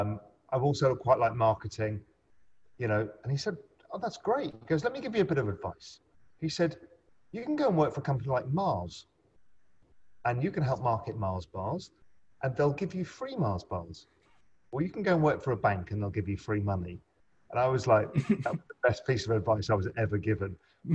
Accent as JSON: {"language": "English", "region": "England", "country": "United Kingdom", "tie": "born or raised there", "also_born_or_lived": "India / Spain", "said": "I grew up in England and then moved around a bit. I lived in India for a bit, lived in Spain."}